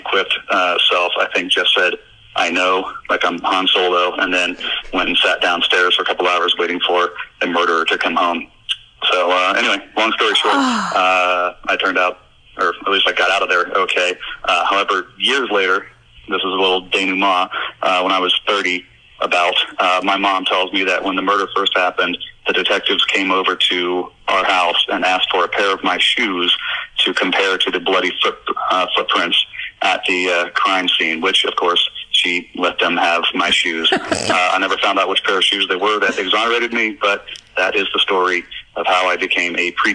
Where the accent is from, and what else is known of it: Orlando, Florida, United States; born or raised there